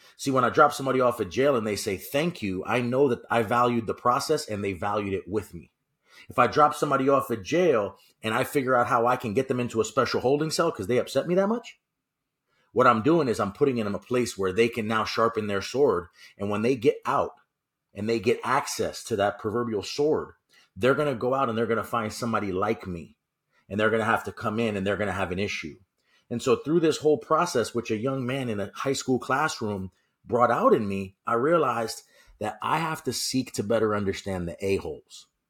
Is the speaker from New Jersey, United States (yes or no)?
no; New York City, New York, United States; I'm actually from New York City, so if I sound a little bit funny, Mark, it's not me, it's you.